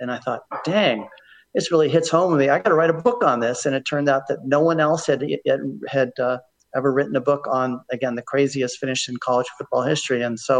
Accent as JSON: {"language": "English", "town": "Palo Alto", "region": "California", "country": "United States", "tie": "born or raised there", "also_born_or_lived": "New Orleans, Louisiana", "moved": "yes", "said": "I grew up in Palo Alto. And as a boy in Palo Alto"}